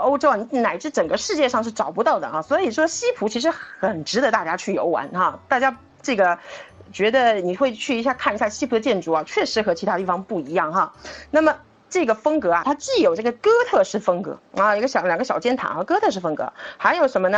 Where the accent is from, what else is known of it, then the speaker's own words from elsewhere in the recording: Shanghai, China; 我们上海人